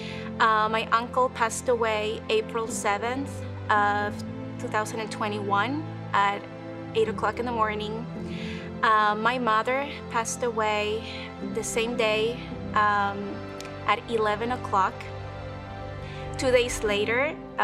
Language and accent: English; Peru; moved away as an adult; now in United States; I was born and raised in Peru